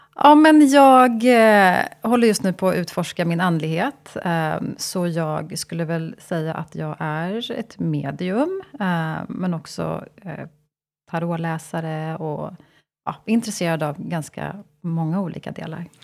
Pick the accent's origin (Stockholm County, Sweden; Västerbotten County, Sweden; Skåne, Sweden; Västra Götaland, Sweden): Stockholm County, Sweden; Stockholm; jag är född och uppvuxen i Stockholm